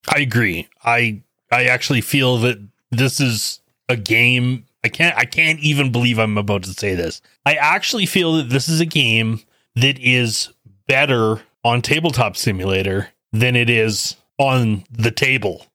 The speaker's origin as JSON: {"language": "English", "country": "Canada", "said": "myself being Canadian"}